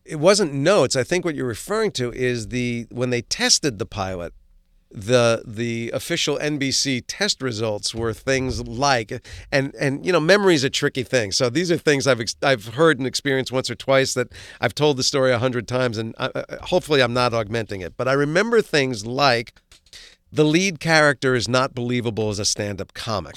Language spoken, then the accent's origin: English; Livingston, New Jersey, United States; also born or lived in Maplewood, New Jersey; we moved from Maplewood, New Jersey to Livingston, New Jersey